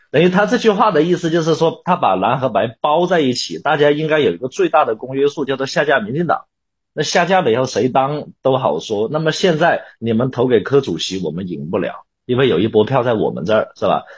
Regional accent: China; 在我们中国人的思维里面

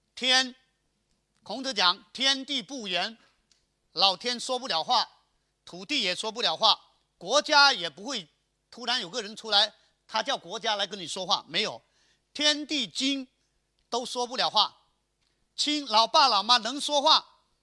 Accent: Chaozhou, Guangdong, China; 我们潮州人看到大白鹅， 我们想中午是把它卤

